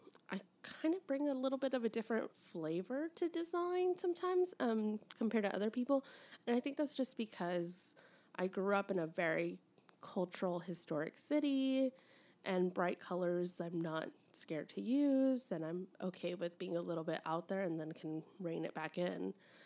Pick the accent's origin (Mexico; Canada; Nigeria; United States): Mexico; I take the blue passport, but when I get asked questions, I'm like, I'm from Mexico.